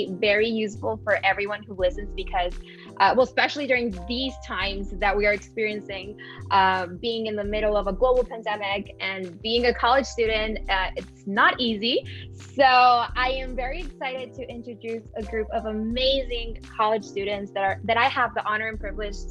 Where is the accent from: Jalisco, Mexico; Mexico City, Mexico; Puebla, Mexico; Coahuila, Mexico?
Coahuila, Mexico; Piedras Negras; now in Chapel Hill, United States; I am currently a senior at the University of North Carolina at Chapel Hill, and I am from Piedras Negras, Mexico